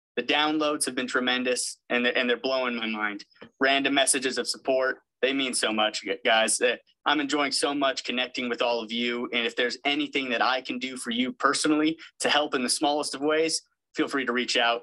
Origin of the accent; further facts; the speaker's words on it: West Covina, California, United States; now in North Carolina, United States; I'm actually from West Covina, California, and a Citrus College alum